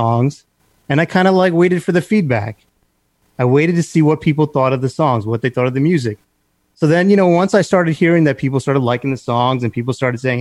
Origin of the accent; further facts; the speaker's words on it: New York City, New York, United States; I was born here. I was born in Flushing, Queens